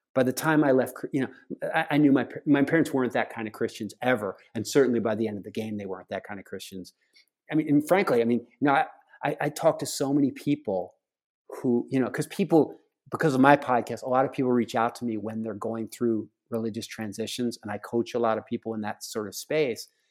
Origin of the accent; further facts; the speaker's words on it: outside of Philadelphia, Pennsylvania, United States; I grew up outside of Philadelphia on the campus of Eastern Baptist College